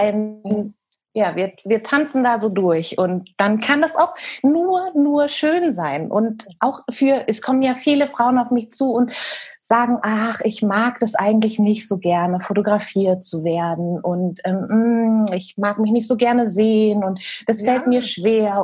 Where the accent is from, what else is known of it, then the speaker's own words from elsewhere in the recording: Hesse, Germany; moved away as an adult; also born or lived in Bielefeld / New Zealand; now in Hamburg, Germany; bin eigentlich gebürtige Hessin, bin von dort aber tatsächlich direkt nach dem Abi, ich bin da weg